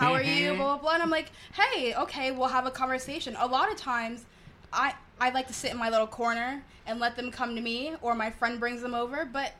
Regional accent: Montgomery County, Maryland, United States; I grew up in Montgomery County and I went to primarily white schools.

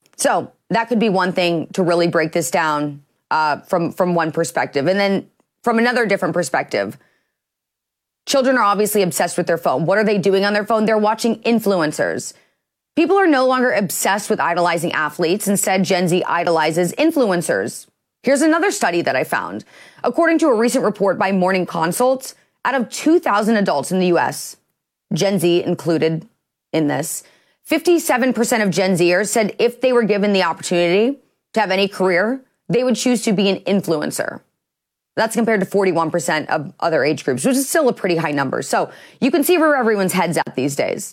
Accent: Midwest, United States; I'm from the Midwest.

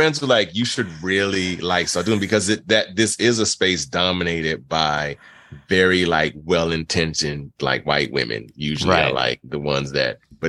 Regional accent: Nassau, New Providence, Bahamas; born there; I was born in the Bahamas, born in Nassau, Bahamas.

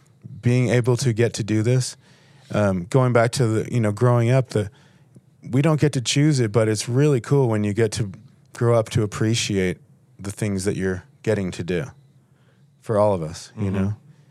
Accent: Buffalo, New York, United States; growing up in Buffalo, I was always like, everyone else lives in a cooler place than me, you know?

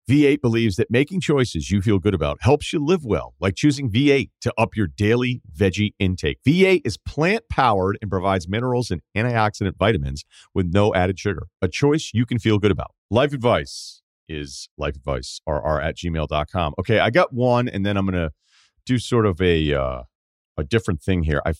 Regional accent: Denver, Colorado, United States; The first year was online because of COVID, so I stayed in my hometown of Denver.

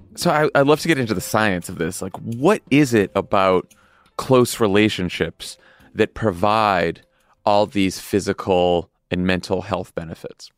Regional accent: Boston, Massachusetts, United States; my hometown of Boston

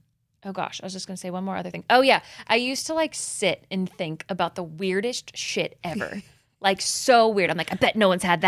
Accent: Midwest, United States; Did you like how I'm from the Midwest when I said tapping in?

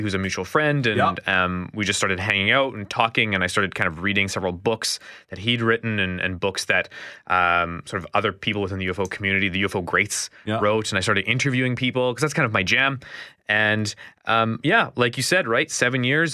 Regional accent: Winnipeg, Manitoba, Canada; Born and raised in the North End.

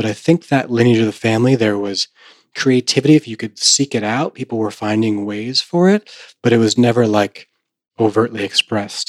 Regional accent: Vermont, United States; I grew up in Vermont

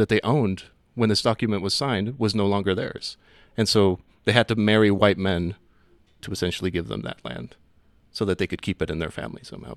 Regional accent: Ciudad Juarez, Chihuahua, Mexico; now in Denver, United States; I'm from Ciudad Juarez, which is just outside of the area that was seeded, uh, so it, it remained Mexico

